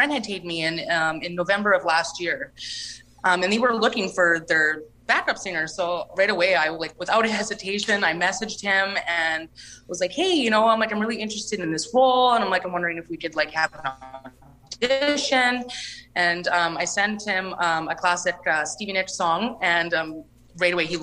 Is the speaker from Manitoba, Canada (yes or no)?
yes; Lac du Bonnet, Manitoba, Canada; I'm from Lac Da Bonnie, Manitoba